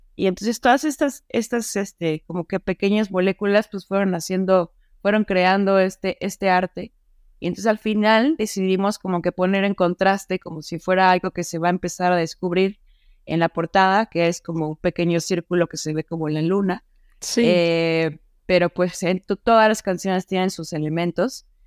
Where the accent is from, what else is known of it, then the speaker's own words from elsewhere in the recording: Mexico; acá en México